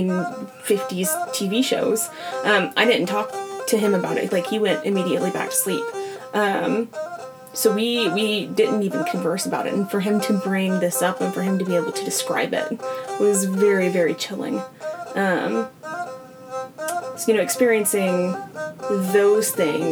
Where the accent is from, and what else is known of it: Georgia, United States; accent: southern